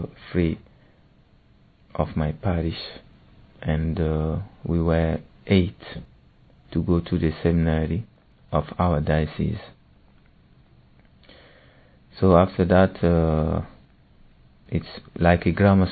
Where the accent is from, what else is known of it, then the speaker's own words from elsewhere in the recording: Burkina Faso; I come from Burkina Faso. When I was a child, my mother made me discover the gospel.